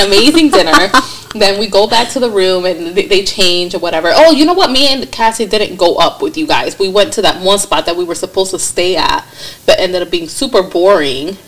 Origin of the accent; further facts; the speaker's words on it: New York, United States; I'm from New York